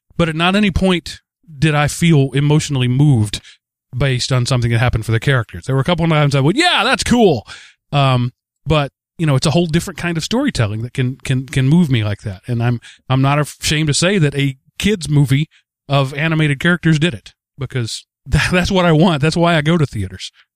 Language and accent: English; Texas, United States; I come from Texas, where unions are illegal